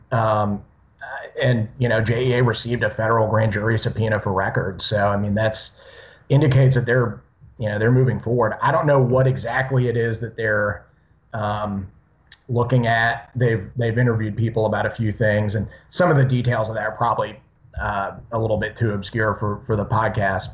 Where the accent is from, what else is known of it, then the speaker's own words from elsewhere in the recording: Slidell, Louisiana, United States; moved away as an adult; now in Jacksonville, United States; I'm actually from Slidell, which is right outside New Orleans. So we're both uh, Gulf Coast kids